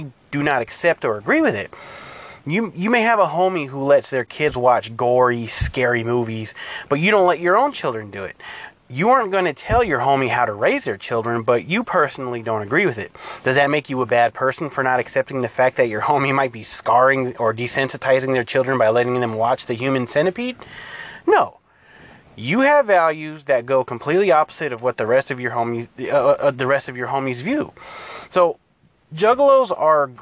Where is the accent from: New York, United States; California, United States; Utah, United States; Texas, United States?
California, United States; I'm from California, I'm Hispanic.